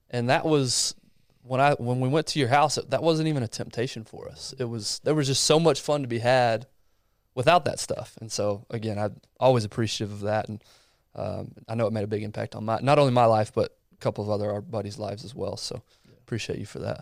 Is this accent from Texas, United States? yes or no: yes; Abilene, Texas, United States; born or raised there